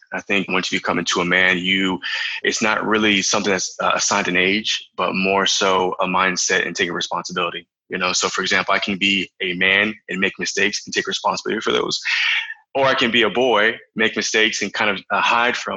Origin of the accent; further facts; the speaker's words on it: Florida, United States; moved away as an adult; also born or lived in South Carolina; now in Canary Islands, Spain; But no, I'm from Florida. So I was born in South Carolina, but I was raised and I spent most of my life in Florida